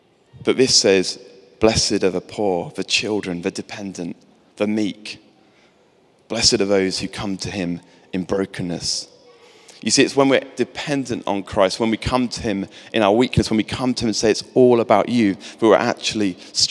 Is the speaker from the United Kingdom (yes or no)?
yes; England, United Kingdom; I'm English